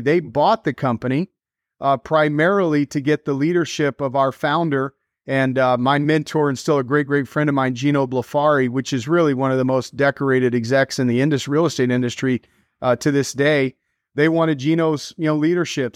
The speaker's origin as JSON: {"language": "English", "town": "Dallas", "region": "Texas", "country": "United States", "tie": "born or raised there", "also_born_or_lived": "New York City", "moved": "as an adult", "said": "I grew up in Dallas, born and raised there"}